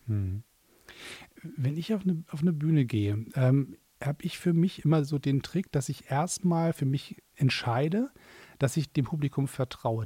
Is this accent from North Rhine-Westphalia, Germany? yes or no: no; Hamburg, Germany; moved away as an adult; now in Berlin, Germany; ich bin ja Exil-Hamburger, ich, ich, muss ja in Berlin wohnen